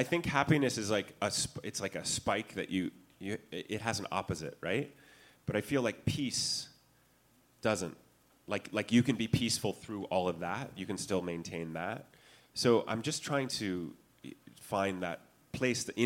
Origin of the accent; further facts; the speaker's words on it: California, United States; I'm from California.